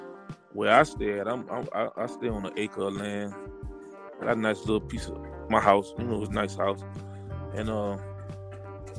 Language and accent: English; Orangeburg, South Carolina, United States; I'm from Orangeburg, South Carolina